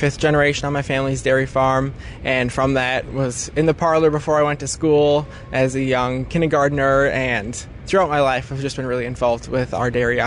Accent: Menomonie, Wisconsin, United States; I am from the Menominee FFA chapter, graduated from Menominee High School in 2020, and I grew up on my family's dairy farm.

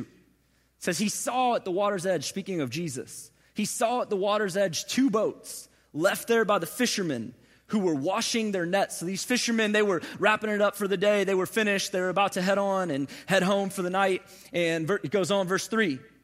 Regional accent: St. Louis, Missouri, United States; moved away as an adult; now in Atlanta, United States; I was born and raised in Saint Louis, Missouri. Moved from Saint Louis to Atlanta about six and a half years ago

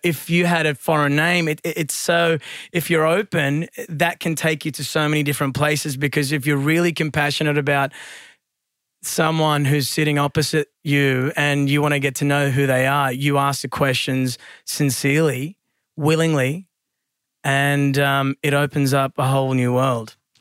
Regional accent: Sydney, New South Wales, Australia; I was born in Blacktown, raised in the western suburbs

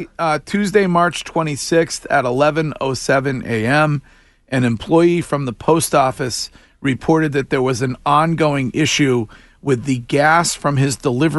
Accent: Stowe, Massachusetts, United States; my hometown police department, the Stowe PD

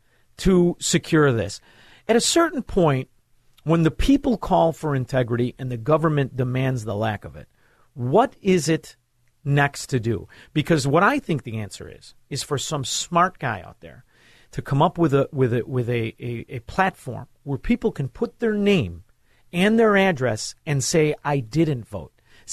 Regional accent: Melrose Park, Illinois, United States; I'm from Melrose Park. I like to bet.

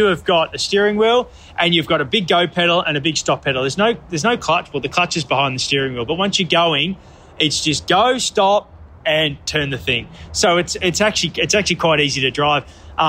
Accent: Australia; Because of the Red Bull connection, and I'm Australian, of course I want the underdog to get up and win, you know.

